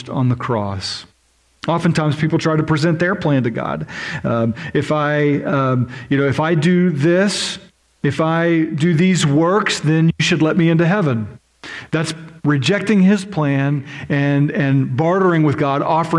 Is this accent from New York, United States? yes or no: no; Oklahoma, United States; I'm from Oklahoma, which is just as disgusting visually as Kansas.